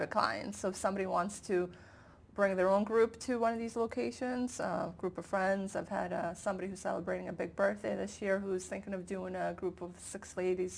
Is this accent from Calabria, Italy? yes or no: yes; Calabria, Italy; from Calabria, I'm from southern Italy